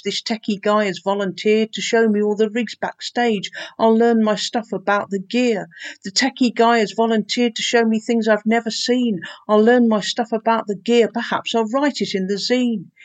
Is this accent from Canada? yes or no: no; Peterborough, East of England, United Kingdom; moved away; Growing up in Peterborough